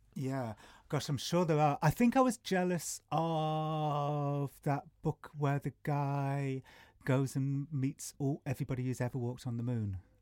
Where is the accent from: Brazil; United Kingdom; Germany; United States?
United Kingdom; England; I'm from England